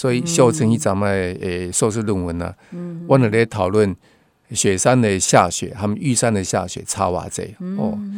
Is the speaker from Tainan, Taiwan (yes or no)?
yes; Tainan, Taiwan; 然后我台南人哦，然后叫我阿婆的哦